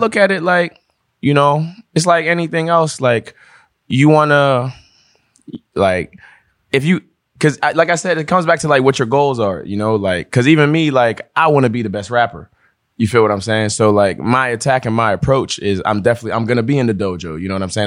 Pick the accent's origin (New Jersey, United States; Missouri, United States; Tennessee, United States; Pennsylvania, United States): Pennsylvania, United States; Pittsburgh; also born or lived in Togo / New York / Rhode Island; we moved to New York first when we came to America. And then from New York, we were in Rhode Island for a little bit. Then we came to Pittsburgh